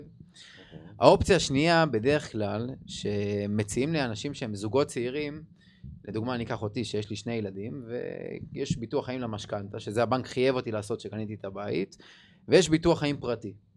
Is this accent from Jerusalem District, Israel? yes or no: no; Rishon LeZion, Central District, Israel; אני מראשון, אשתי מאשדוד